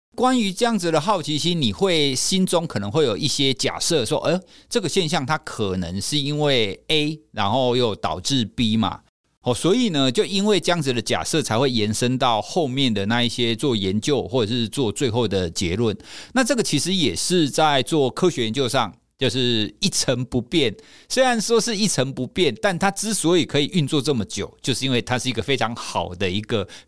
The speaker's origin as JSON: {"language": "Chinese", "country": "Taiwan", "said": "我们台湾人"}